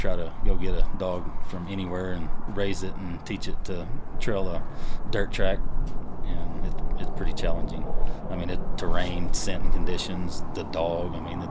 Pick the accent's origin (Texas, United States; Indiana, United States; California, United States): Texas, United States; born or raised there